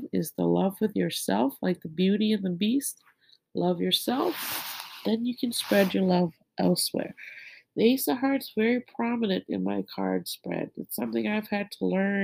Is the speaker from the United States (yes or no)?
no; Thailand; And I'm from Thailand